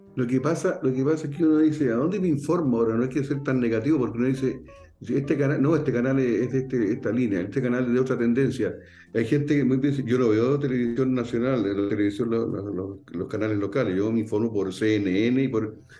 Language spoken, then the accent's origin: Spanish; Valparaíso, Chile; como buen porteño